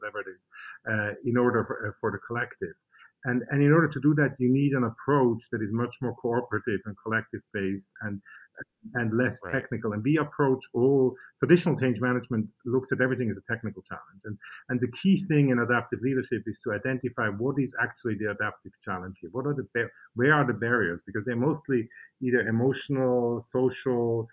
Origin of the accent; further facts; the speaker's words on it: Switzerland; moved away; in Switzerland, I'm from Switzerland